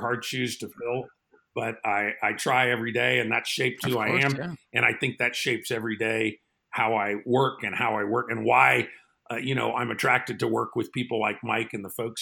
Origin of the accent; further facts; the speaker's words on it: Austria; now in Colorado, United States; I grew up in Austria